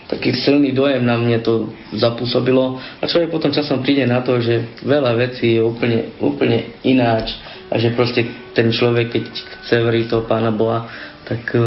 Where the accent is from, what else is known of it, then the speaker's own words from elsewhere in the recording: Teplice, Ústí nad Labem Region, Czechia; moved away; also born or lived in Trenčín, Slovakia; Teplice, odkiaľ pochádzam Čechách, tak je úplne ateistické mesto.